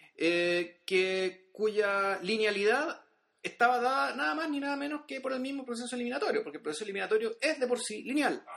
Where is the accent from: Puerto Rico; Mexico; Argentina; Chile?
Chile; nosotros como chilenos